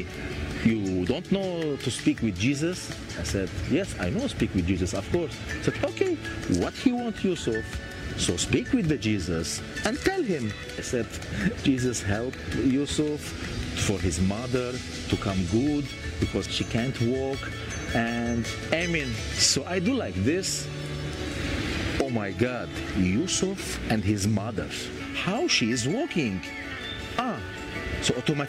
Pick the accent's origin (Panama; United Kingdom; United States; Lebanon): Lebanon; I'm from Lebanon.